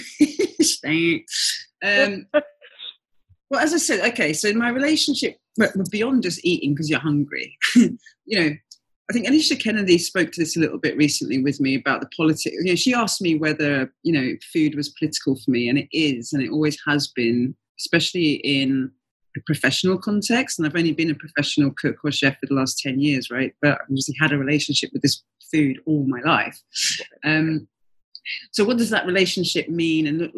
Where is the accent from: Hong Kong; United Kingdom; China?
United Kingdom; London; also born or lived in Ghana; I grew up in Southeast London for the most part, and I spent a couple of years as a baby and toddler in Ghana